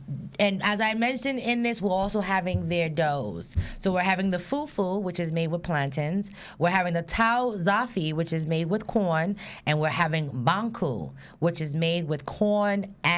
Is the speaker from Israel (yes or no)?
no; Jamaica; I'm Jamaican